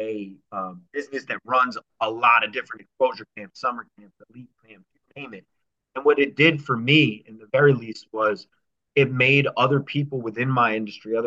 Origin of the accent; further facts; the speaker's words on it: New Jersey, United States; I was from New Jersey